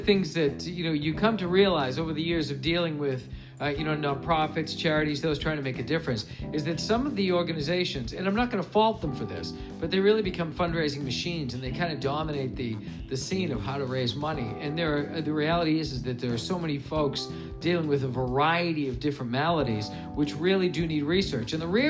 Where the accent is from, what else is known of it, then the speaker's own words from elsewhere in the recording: Stoughton, United States; when I was growing up in Stoughton, I had Mr. Pierce was my biology teacher